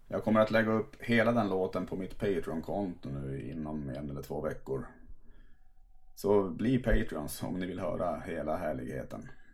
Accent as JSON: {"language": "Swedish", "town": "Tärnaby", "region": "Västerbotten County", "country": "Sweden", "tie": "born or raised there", "said": "min födelseort Tärnaby"}